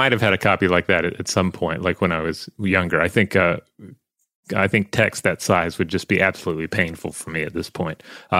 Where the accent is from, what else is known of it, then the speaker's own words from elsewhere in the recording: Tasmania, Australia; I grew up in Tasmania, where logging was a big thing